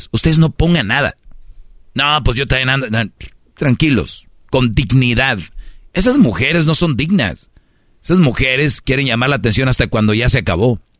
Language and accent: Spanish; Monterrey, Nuevo León, Mexico; Yo soy regio